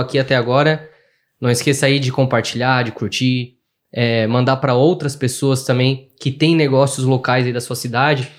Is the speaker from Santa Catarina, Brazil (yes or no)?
yes; Criciúma, Santa Catarina, Brazil; eu sou de Criciúma